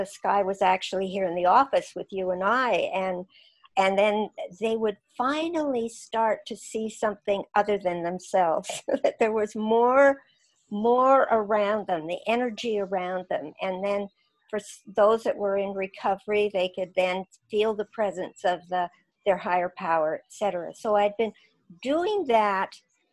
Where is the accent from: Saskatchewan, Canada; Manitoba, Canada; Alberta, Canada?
Saskatchewan, Canada; moved away; I came from Saskatchewan